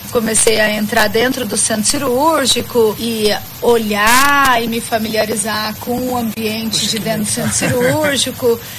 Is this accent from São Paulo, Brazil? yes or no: yes; Presidente Prudente, São Paulo, Brazil; born there; E eu nasci em Presidente Prudente.